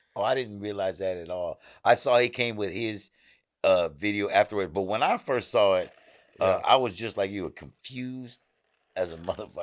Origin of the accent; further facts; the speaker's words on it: Houston, Texas, United States; I'm from Houston